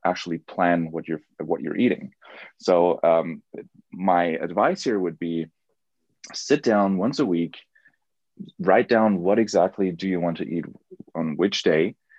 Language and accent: English; Germany; I'm from Germany